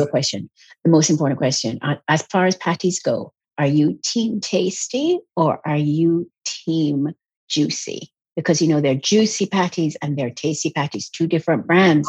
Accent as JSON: {"language": "English", "country": "Jamaica", "tie": "born or raised there", "also_born_or_lived": "England", "said": "I was born in England, but I lived in Jamaica"}